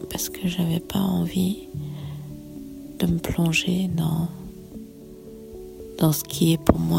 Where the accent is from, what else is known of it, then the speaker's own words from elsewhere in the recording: Canada; moved away; j'étais reléguée en tant que Canadienne